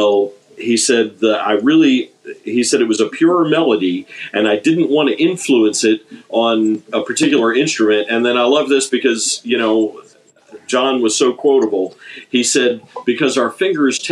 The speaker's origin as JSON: {"language": "English", "region": "Maryland", "country": "United States", "moved": "yes", "said": "I'm originally from Maryland"}